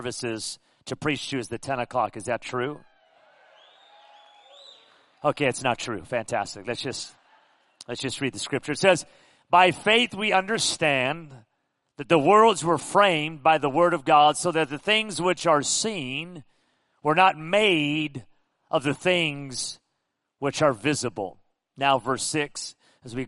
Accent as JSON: {"language": "English", "town": "Pico Rivera", "region": "California", "country": "United States", "tie": "born or raised there", "moved": "as an adult", "lives_now": "Las Vegas, United States", "said": "I grew up in Southern California, Pico Rivera"}